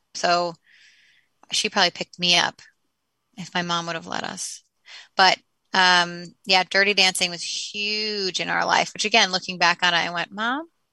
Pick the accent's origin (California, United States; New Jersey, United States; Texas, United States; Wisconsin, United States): New Jersey, United States; We moved to South Jersey from North Jersey in happened to be in third grade